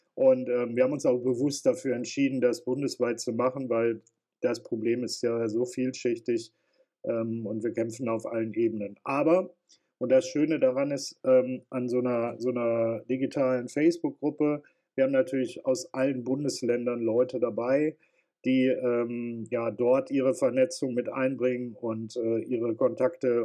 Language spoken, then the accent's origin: German; North Rhine-Westphalia, Germany; Bei uns in Nordrhein-Westfalen